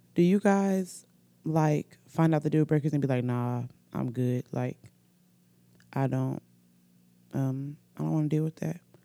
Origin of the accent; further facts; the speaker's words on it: Oxford, Alabama, United States; accent: country; also born or lived in Norfolk, Virginia; I'm from Oxford, Alabama. I was born in Norfolk, Virginia, but I've been in Alabama most of my life. Um, I'm pretty sure I have a country accent.